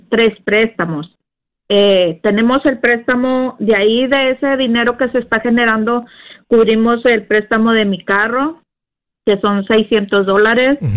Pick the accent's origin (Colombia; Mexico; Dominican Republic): Mexico; moved away; hace como dos, tres años que yo llegué de México